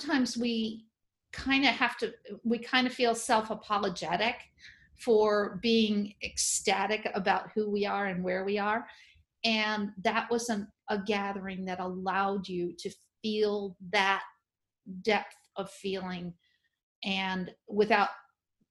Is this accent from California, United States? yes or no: no; New Orleans, Louisiana, United States; I'm from New Orleans